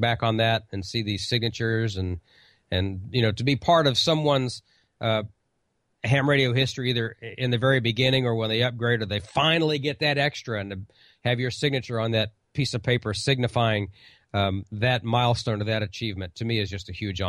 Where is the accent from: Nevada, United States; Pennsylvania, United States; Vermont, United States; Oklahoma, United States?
Oklahoma, United States; I'm like, well, I'm from Oklahoma.